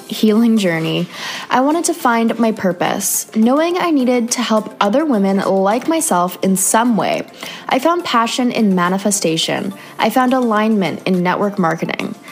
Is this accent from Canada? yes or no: yes; Canada; another Canadian girl living